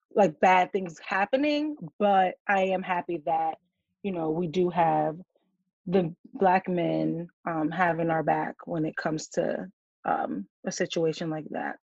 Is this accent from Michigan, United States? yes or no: no; Connecticut, United States; moved away as an adult; also born or lived in Maryland; I am from Connecticut